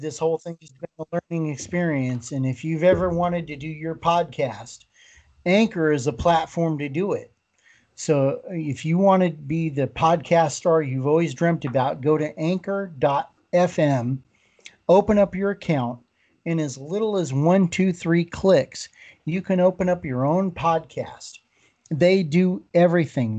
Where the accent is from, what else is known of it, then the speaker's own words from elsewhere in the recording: Colorado, United States; moved away; I was originally born in Colorado